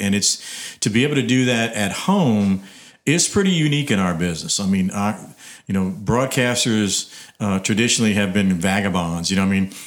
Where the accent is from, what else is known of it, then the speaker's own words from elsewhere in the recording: Abbeville, Louisiana, United States; I grew up in Abbeville